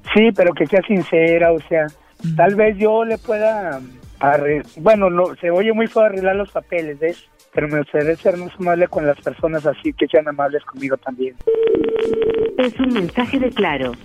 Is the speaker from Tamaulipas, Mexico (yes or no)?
no; Monterrey, Nuevo León, Mexico; now in Houston, United States; soy de Monterrey, pero estoy viviendo en Houston